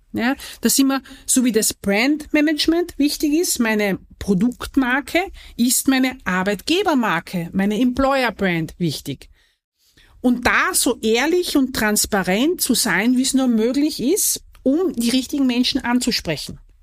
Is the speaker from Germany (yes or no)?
no; southern Austria, Austria; Ich komme ja nicht aus dem Wien, sondern ich komme ja aus dem Süden von Österreich